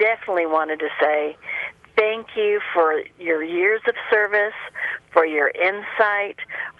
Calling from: Colorado, United States; I'm calling from Colorado.

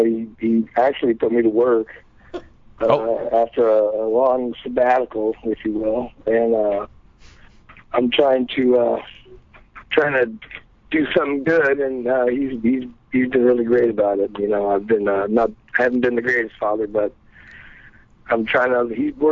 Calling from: Los Angeles, California, United States; I'm calling from North Hollywood.

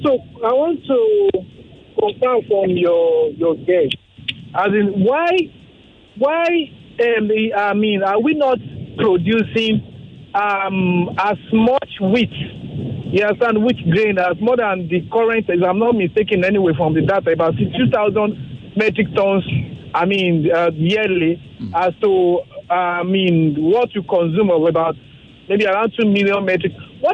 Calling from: Ikeja, Lagos, Nigeria; I'm calling from Ikeja now.

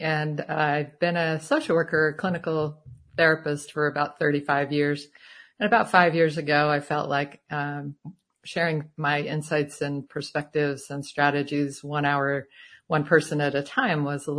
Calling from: Tucson, Arizona, United States; Tucson, Arizona.

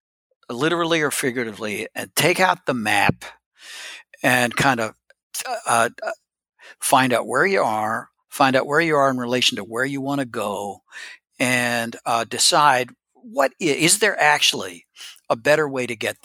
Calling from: Tennessee, United States; Now we're kind of slowly making our way back home. I'm joining you from East Tennessee.

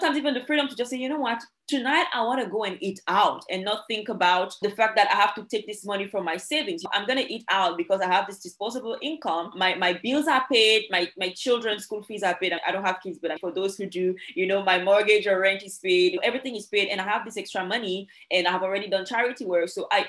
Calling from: Dominica; Yes, I am based in Dominica. That is the Commonwealth of Dominica.

